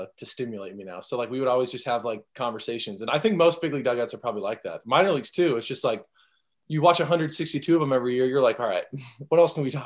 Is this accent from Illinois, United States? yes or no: no; California, United States; I'm from California